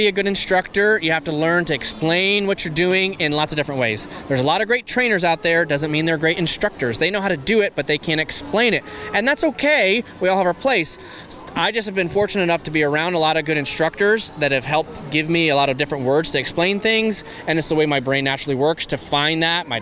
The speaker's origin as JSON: {"language": "English", "region": "Michigan", "country": "United States", "moved": "yes", "lives_now": "Ocala, United States", "said": "I'm from Michigan"}